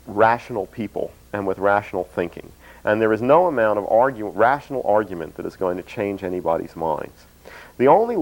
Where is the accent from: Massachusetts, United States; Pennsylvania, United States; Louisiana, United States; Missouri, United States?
Pennsylvania, United States; Philadelphia; moved away; also born or lived in Boston; I was an Easterner, I came from the Northeast, I was born in Philadelphia and went to school in Boston